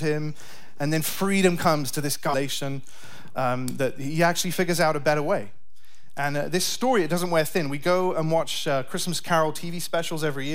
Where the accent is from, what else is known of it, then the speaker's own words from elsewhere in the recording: United Kingdom; moved away as an adult; now in United States; Me and my family are from the UK